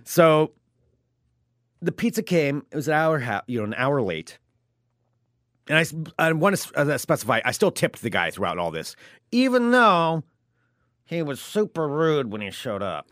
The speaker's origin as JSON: {"language": "English", "country": "United States", "said": "I'm an American"}